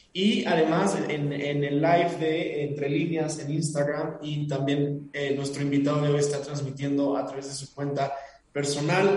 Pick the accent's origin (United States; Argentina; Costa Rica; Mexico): Mexico; nuestra identidad como mexicanos